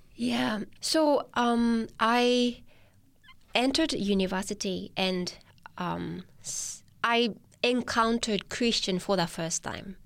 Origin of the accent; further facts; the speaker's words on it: Tochigi, Japan; English is a second language; moved away as an adult; now in Newcastle, Australia; I was born in Tochigi, which is three hours north from Tokyo.